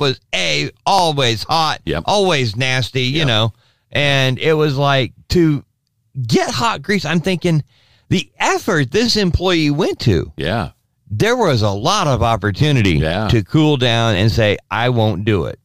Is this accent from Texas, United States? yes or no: no; Placentia, California, United States; when I was a little kid growing up in Southern California, driving from uh, Placentia, which is in Orange County